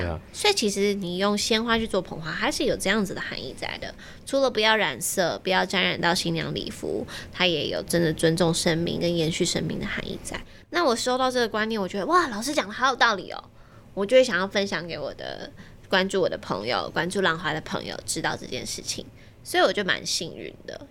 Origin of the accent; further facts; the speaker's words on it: Taiwan; 我们班十三个人，只有我一个台湾人